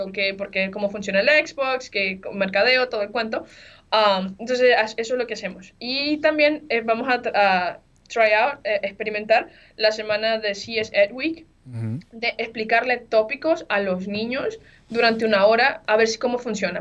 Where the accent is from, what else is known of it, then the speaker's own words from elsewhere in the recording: Venezuela; moved away; yo soy de Venezuela